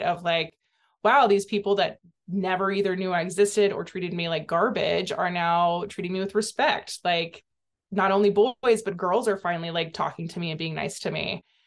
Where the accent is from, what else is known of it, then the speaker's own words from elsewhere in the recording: Santa Cruz, California, United States; I grew up in Santa Cruz, California